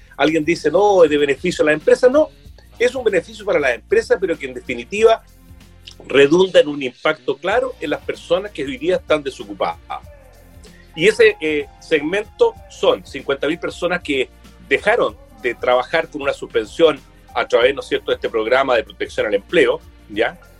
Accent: Quillota, Valparaíso, Chile; yo soy quillotán, ¿ya? Y, la verdad es que, bueno, he vivido, estudié aquí en Quillota, después en Valparaíso, pero quiero mucho mi tierra

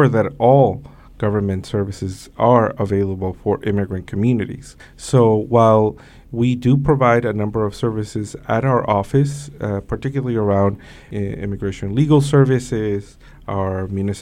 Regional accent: New York City, New York, United States; also born or lived in Mexico; I crossed the Mexico-U.S. border when I was 5 years old with my mother. I grew up here in Brooklyn, New York, Sunset Park, Brooklyn, in Flatbush.

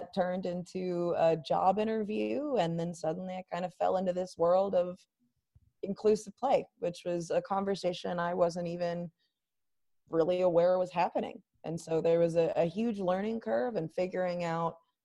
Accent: Charlotte, North Carolina, United States; my hometown of Charlotte, North Carolina

